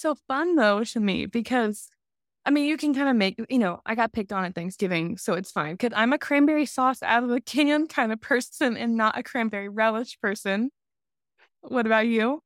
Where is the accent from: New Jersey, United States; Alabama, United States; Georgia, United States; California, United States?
Alabama, United States; moved away; I'm from the South